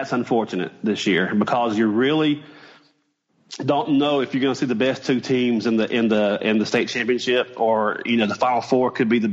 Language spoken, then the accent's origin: English; Thomaston, Georgia, United States; my hometown high school, my alma mater, Upson Lee